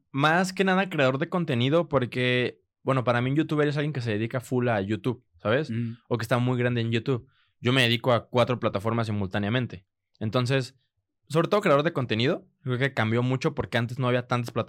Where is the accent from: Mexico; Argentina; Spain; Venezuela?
Mexico; Guadalajara, Jalisco; accent: mix of regio, chilango and tapatío; en el tema de acentos sí soy una mezcla entre regio, entre chilango y y pues tapatío, que según yo no tenemos acento, pero la gente dice que sí tenemos acento.